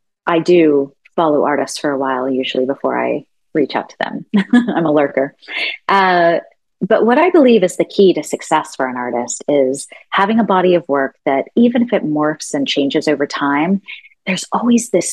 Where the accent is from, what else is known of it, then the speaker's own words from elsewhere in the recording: Fort Worth, Texas, United States; I grew up in Fort Worth, Texas, Cowtown